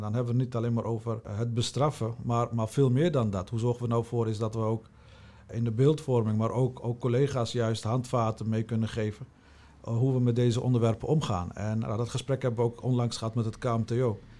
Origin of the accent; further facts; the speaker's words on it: Utrecht, Netherlands; Mijn roots liggen in Utrecht, geboren en getogen in Utrecht